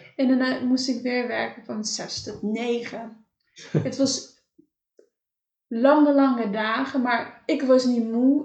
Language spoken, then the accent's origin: Dutch; Cape Verde; moved away; want ik ben in Caverde opgegroeid.